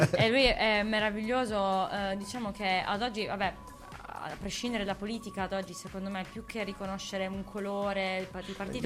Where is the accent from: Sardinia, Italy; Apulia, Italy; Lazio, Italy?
Apulia, Italy; Bari; accent: Barese; noi non, non cantiamo in dialetto barese